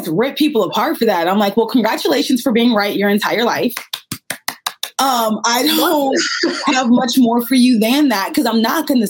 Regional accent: Texas, United States; I'm from Texas. I have a more conservative background.

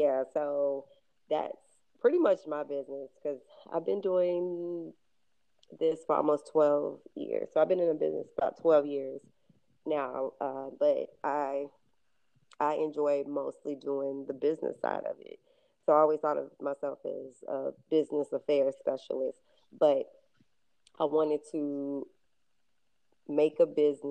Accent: Louisville, Kentucky, United States; I come from Louisville, Kentucky. I come from an area called the West End, and in that area, you have to take care of yourself

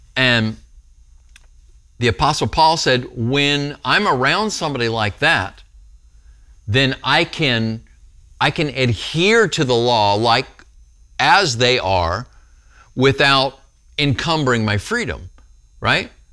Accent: Texas, United States; I'm from Texas. We eat meat here in Texas.

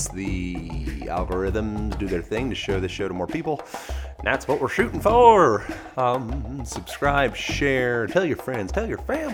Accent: United States; I am American

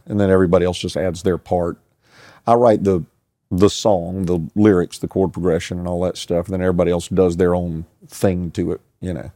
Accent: United States; I grew up in Casey on a street called Sunnyside Drive

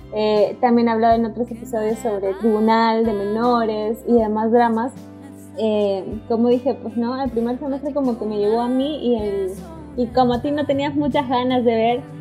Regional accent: Peru; nosotros somos peruanas

